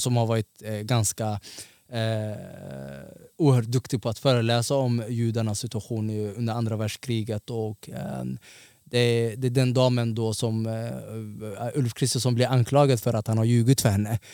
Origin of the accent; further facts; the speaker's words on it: Stockholm, Stockholm County, Sweden; also born or lived in Somalia (ancestry); jag är från Tensta.